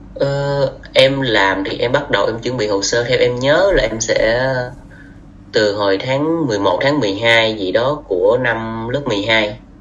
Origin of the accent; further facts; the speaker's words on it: Vietnam; moved away as an adult; mình là du học sinh mình đến từ Việt Nam tới đây